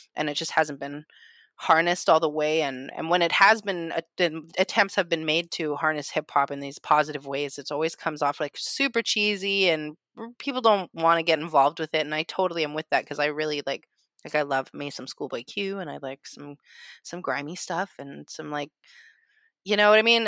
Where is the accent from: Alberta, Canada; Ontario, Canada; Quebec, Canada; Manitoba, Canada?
Alberta, Canada; Calgary; now in Vancouver, Canada; originally I am from Calgary, Alberta as well, Treaty Seven territory